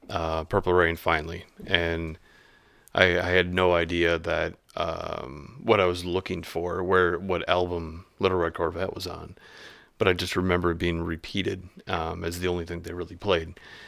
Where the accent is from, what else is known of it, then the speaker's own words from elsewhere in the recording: La Crescent, Minnesota, United States; also born or lived in La Crosse, Wisconsin; Between La Crescent, Minnesota, southeastern Minnesota, and La Crosse, Wisconsin area, just along, you know, banks of Mississippi.